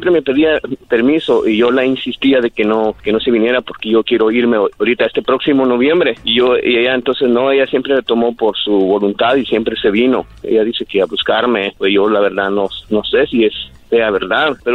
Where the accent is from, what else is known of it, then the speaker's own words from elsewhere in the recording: Honduras; Sí, yo también soy de Honduras.